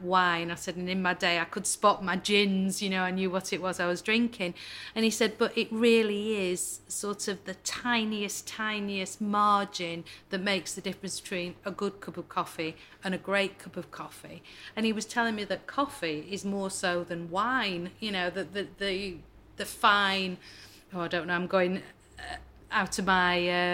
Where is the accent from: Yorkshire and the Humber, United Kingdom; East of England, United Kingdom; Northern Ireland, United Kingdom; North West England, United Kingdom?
North West England, United Kingdom; Manchester; moved away; I grew up in Manchester